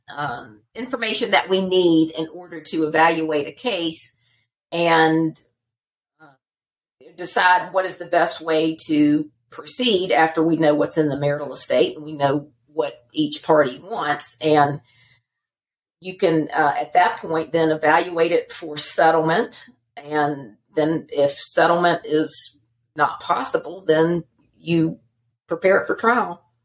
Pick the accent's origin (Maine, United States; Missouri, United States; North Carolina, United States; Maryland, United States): North Carolina, United States; Charlotte; moved away as an adult; also born or lived in Alabama; now in Georgia, United States; born and bred in um, Charlotte, North Carolina